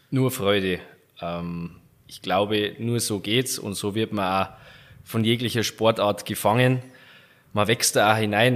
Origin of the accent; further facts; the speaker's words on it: Garmisch-Partenkirchen, Bavaria, Germany; mein Garmisch ist so, im Winter ist wirklich Skifahren oder Eishockey